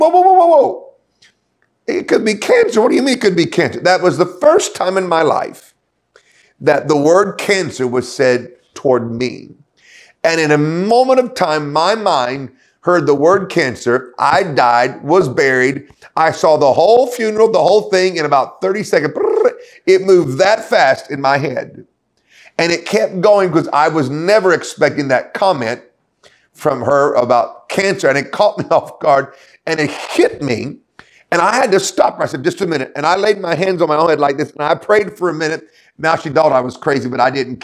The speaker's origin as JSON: {"language": "English", "country": "United States", "also_born_or_lived": "London", "moved": "yes", "said": "I'm American"}